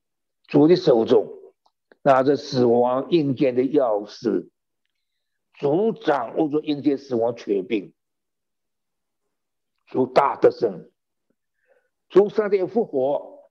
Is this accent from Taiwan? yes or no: no; China; 犹太人的算法跟我们中国人不一样